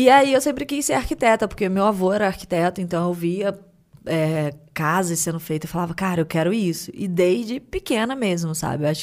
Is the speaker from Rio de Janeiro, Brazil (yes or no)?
yes; Rio de Janeiro, Brazil; Sou do Rio.